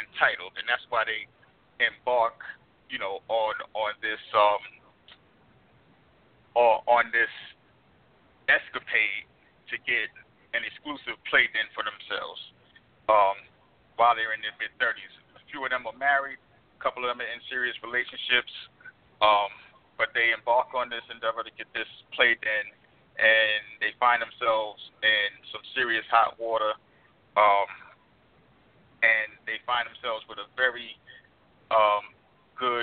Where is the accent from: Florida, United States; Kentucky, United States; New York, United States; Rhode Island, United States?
New York, United States; moved away; I'm originally from New York